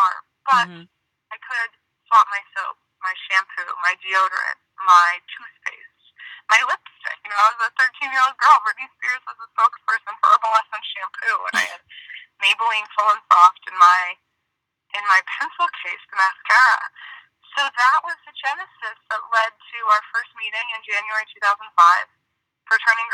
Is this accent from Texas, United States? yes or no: no; Marin County, Northern California, United States; I'm born and raised in Marin County in Northern California